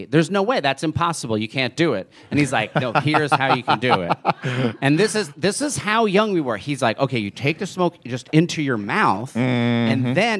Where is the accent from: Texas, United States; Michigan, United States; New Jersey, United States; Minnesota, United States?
New Jersey, United States; Because that's what it was growing up in New Jersey.